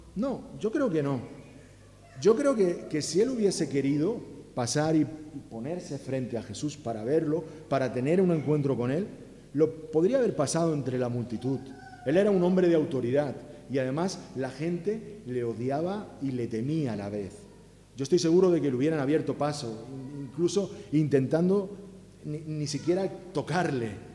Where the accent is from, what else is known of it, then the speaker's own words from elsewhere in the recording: Alicante, Valencian Community, Spain; now in Catalonia, Spain; Eh, pero en mi casa éramos valencianos, yo nací en Alicante